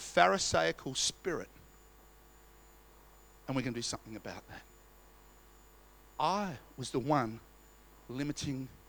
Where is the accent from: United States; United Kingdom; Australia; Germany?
Australia; We're Australian